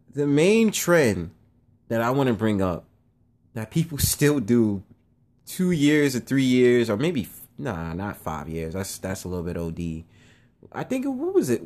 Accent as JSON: {"language": "English", "town": "New York City", "region": "New York", "country": "United States", "said": "I'm from Harlem"}